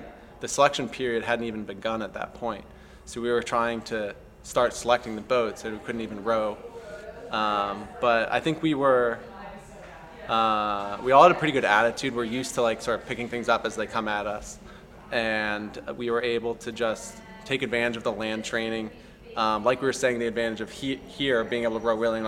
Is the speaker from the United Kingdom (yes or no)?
no; East Coast, United States; moved away as an adult; now in California, United States; We're both from the East Coast. We went to school on the East Coast